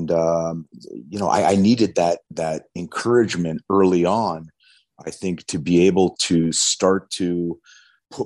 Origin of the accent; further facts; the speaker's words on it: New Castle, Pennsylvania, United States; moved away; I was actually just back in my hometown of Newcastle, Pennsylvania